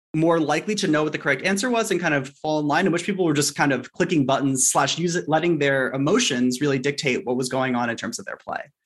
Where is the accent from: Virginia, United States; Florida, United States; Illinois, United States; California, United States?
California, United States; Los Angeles; I grew up in Sherman Oaks, which is L